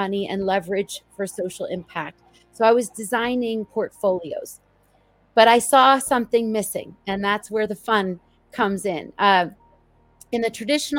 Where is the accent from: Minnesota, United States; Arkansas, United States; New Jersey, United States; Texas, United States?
New Jersey, United States; moved away as an adult; also born or lived in New York City; now in Boulder, United States; I grew up in New Jersey, the child of two immigrants